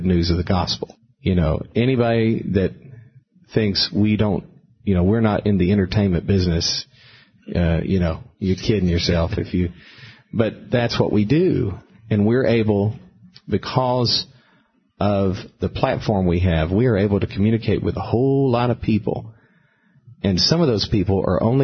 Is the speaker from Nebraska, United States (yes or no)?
no; Alabama, United States; now in Brentwood, United States; I grew up in Alabama